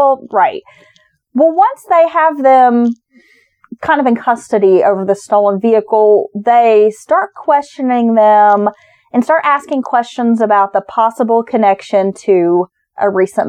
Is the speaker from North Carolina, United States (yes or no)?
yes; Maggie Valley, North Carolina, United States; Maggie Valley is my hometown.